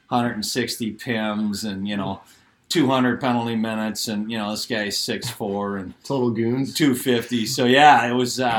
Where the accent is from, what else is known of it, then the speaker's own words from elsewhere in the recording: Roseville, United States; Well, yeah, I played hockey at Roseville High School. Graduated in '88.